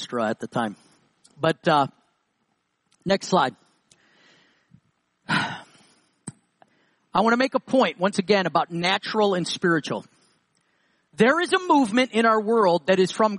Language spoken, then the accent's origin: English; New York, United States; I'm from New York. So is David. We lived about 20 minutes from each other